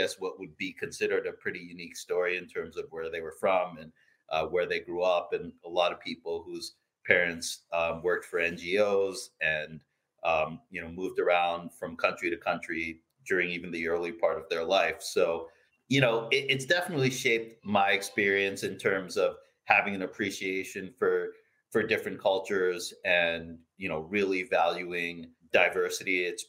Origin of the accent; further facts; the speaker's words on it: Philippines; I really started getting passionate about baseball as a kid growing up in the Philippines.